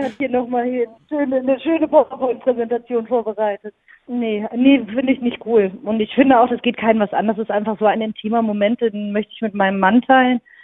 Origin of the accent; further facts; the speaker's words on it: near Münster, North Rhine-Westphalia, Germany; now in Cologne, Germany; ich komme aus der Nähe von Münster